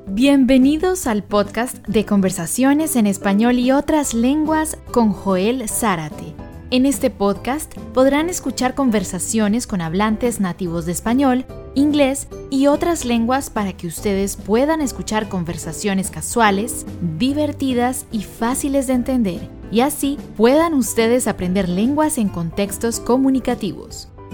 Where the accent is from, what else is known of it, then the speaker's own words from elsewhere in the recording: Cúcuta, Norte de Santander, Colombia; de Cúcuta, Colombia